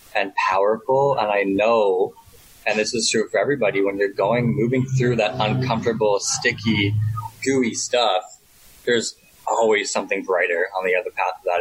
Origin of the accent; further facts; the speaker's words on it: just outside Toronto, Ontario, Canada; moved away as an adult; also born or lived in London / Australia; now in Bangkok, Thailand; I'm from just outside Toronto, okay. Canada. Um, but I've been in Bangkok for the past six years